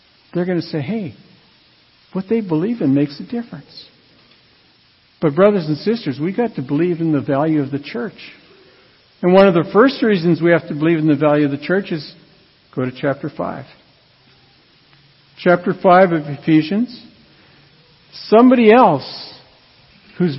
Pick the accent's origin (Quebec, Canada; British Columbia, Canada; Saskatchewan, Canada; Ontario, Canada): Saskatchewan, Canada; Radville; I grew up in Radville, Saskatchewan, and it was a town that was divided between French Catholic and English.